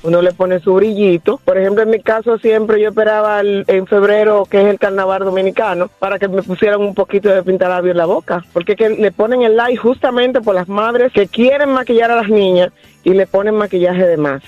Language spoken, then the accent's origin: Spanish; Nicaragua; now in United States; yo soy nicaragüense, pero llevo 40 años aquí